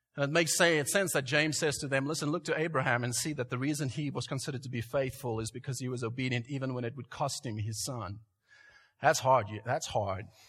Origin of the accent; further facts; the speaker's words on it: South Africa; moved away; I grew up in South Africa